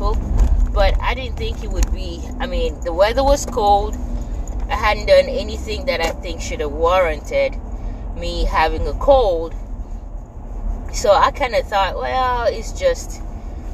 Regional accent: Nigeria; moved away; I grew up in Nigeria

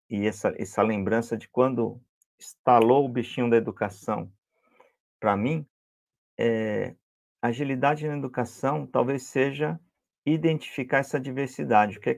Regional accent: Salvador, Bahia, Brazil; ainda mais eu vim de Salvador, Bahia, a escola pública lá não é como São Paulo.

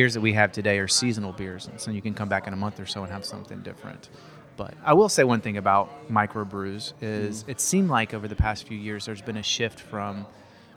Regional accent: Arkansas, United States; as Arkansans

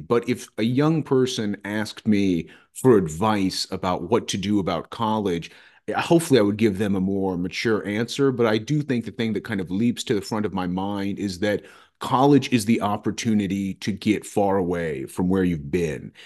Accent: Roanoke, Virginia, United States; also born or lived in Radford, Virginia; I grew up here in Roanoke, Virginia.

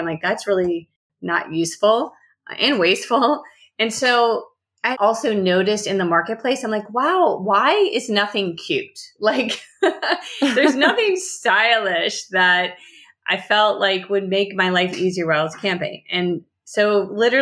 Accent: New Orleans, Louisiana, United States; moved away as an adult; also born or lived in Boulder, Colorado; now in Los Angeles, United States; moved back home to New Orleans

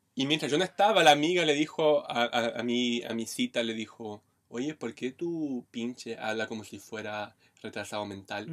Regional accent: Brazil; now in Chile; yo soy un brasileño bonito

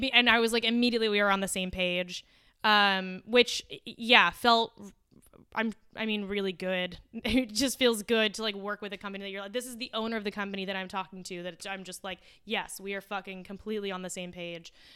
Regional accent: La Puente, California, United States; I come from Lapuente, which is now kind of gentrif-, satisfied

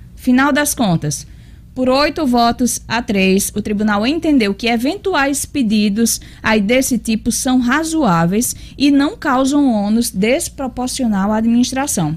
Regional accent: Natal, Rio Grande do Norte, Brazil; eu sou bem natalense

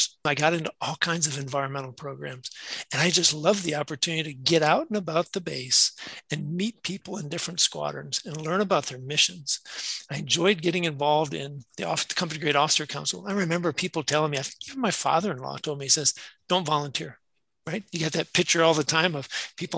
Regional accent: Madison, Wisconsin, United States; I'm from Madison, Wisconsin. I grew up there

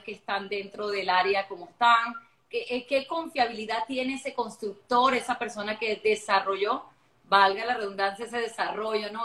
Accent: Venezuela; Yo soy venezolana de nacimiento, también tengo otra nacionalidad que es la portuguesa

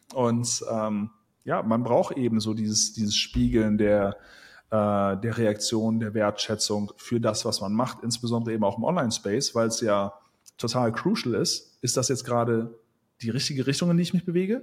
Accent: Wuppertal, North Rhine-Westphalia, Germany; now in Thailand; ich komme aus Wuppertal

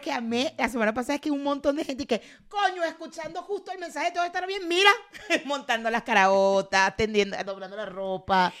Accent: Mexico

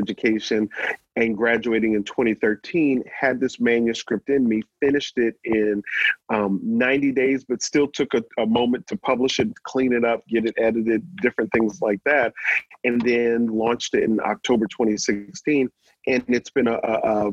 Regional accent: New Orleans, Louisiana, United States; I grew up in New Orleans

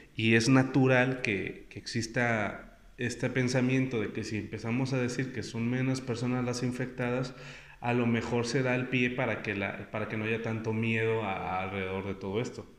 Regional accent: Mexico

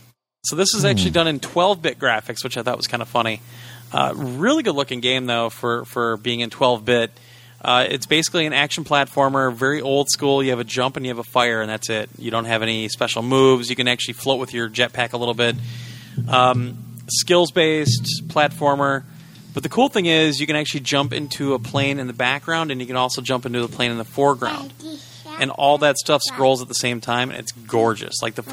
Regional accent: Canada; I don't like it. I'm Canadian.

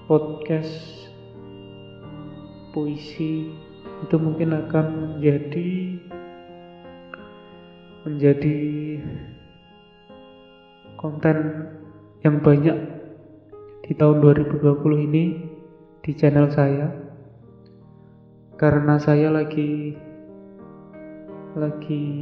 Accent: Indonesia; accent: medok; logat saya logat medok yang yang ngomong pakai bahasa Indonesia

